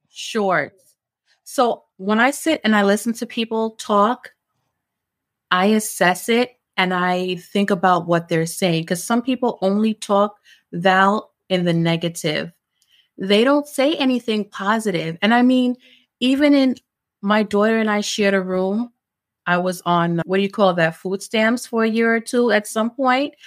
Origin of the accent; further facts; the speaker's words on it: New York City, New York, United States; also born or lived in Jamaica; I migrated to New York when I was, like, four or five with my grandmother. So my grandmother raised me. And, um, grew up in East New York, Brooklyn